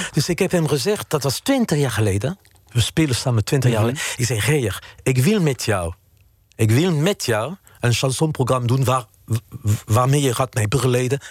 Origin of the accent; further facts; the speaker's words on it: France; Dutch is a second language; moved away as an adult; now in Netherlands; de mensen in mijn, in mijn geboortestad